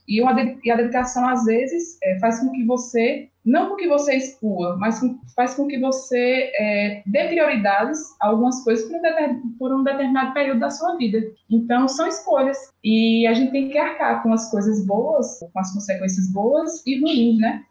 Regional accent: Alagoas, Brazil; accent: Nordeste; now in Jaboticabal, Brazil; nordestina, sou de Alagoas

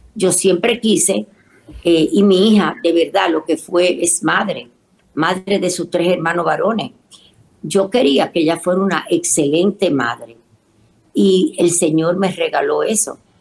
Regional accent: Dominican Republic; Mi tierra, República Dominicana

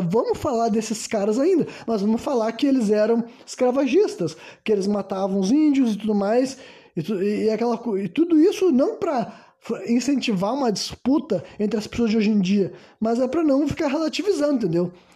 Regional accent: Brazil; also born or lived in Rio Grande do Sul

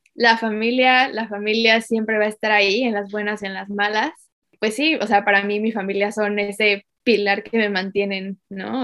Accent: Mexico; moved away as an adult; now in Sydney, Australia; mexicana, eh, pero ahora estoy viviendo en Australia

